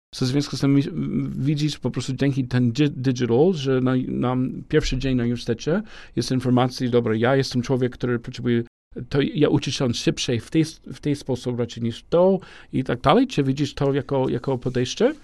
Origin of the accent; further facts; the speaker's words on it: United States; Polish is a second language; also born or lived in Romania / Spain; now in Poland; jako Amerykaninem, ale mieszkam w ogóle w Polsce